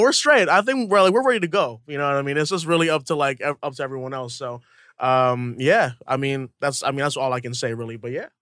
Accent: Hawaii, United States; moved away as an adult; also born or lived in New York; I'm from Hawaii, you know, for a small town, uh, moved to New York

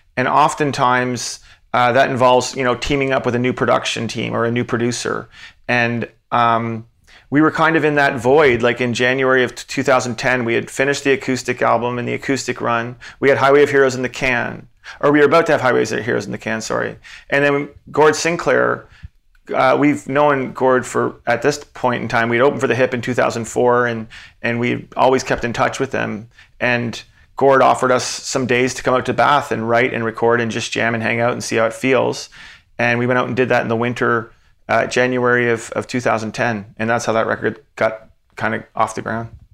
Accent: Antigonish, Nova Scotia, Canada; "Oh, from Antigonish."

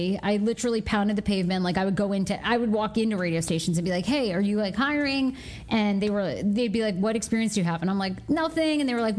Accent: Maine, United States; moved away as an adult; now in Washington, D.C., United States; I grew up in Maine.

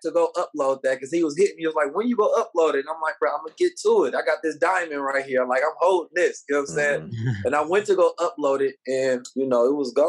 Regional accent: Oakland, California, United States; I grew up in Oakland, California, under a very like militant Black Muslim paradigm

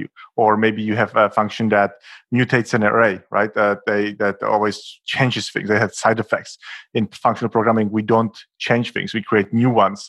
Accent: Czechia; now in Berlin, Germany; I am a developer based in Berlin, Germany. Originally, I'm from the Czech Republic, which is a neighborhood country.

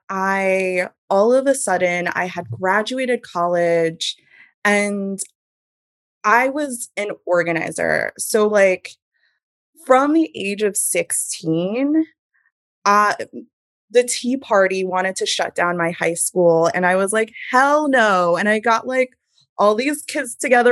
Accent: Hudson Valley, New York, United States; I grew up in the Hudson Valley, in a very small town in the Hudson Valley.

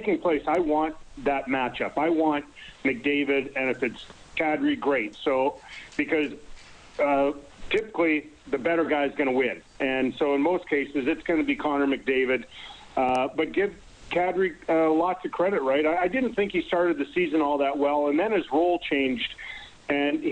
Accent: Winnipeg, Manitoba, Canada; I grew up in Elmwood

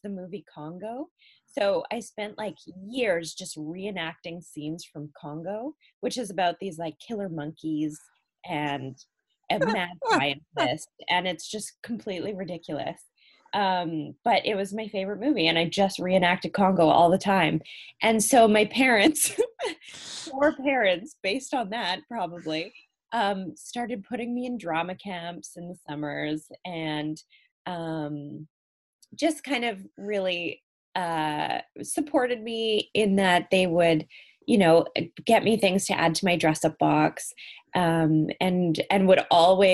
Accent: Cranbrook, British Columbia, Canada; also born or lived in South Africa; I grew up in a really small town in Canada called Cranbrook

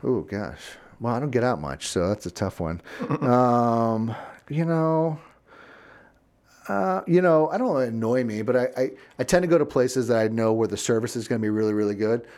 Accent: Florida, United States; also born or lived in Virginia; now in Chicago, United States; growing up in Florida

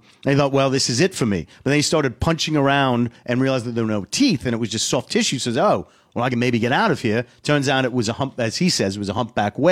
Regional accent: Boston, Massachusetts, United States; accent: Boston; my Boston accent

